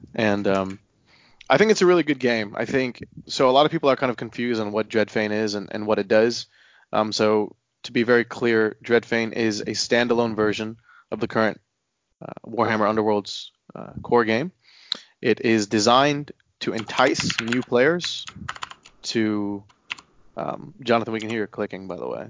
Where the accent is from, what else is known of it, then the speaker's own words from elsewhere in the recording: Houston, Texas, United States; now in Austin, United States; I'm originally from Houston